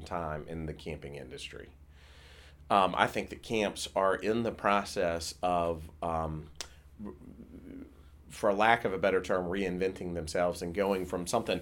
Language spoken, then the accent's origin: English; South Carolina, United States; when I was a kid, I grew up in South Carolina.